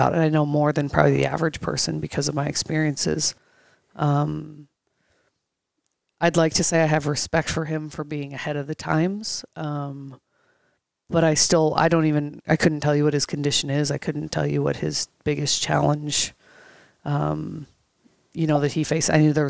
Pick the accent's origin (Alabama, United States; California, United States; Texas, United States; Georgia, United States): California, United States; Los Angeles; I came here from Los Angeles, California.